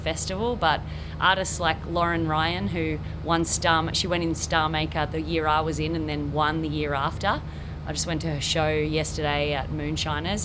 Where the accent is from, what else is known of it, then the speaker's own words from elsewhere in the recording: Quirindi, New South Wales, Australia; also born or lived in Tamworth; now in Coffs Harbour, Australia; I grew up down in Quirindi, just about 45 minutes away from Tamworth